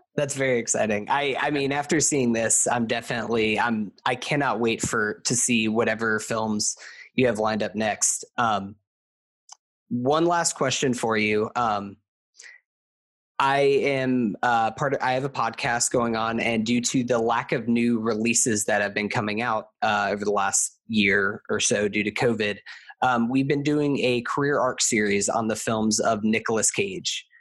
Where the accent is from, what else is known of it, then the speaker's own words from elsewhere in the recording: United States; also born or lived in Florida; I am from America. So I see, and specifically, I live in Florida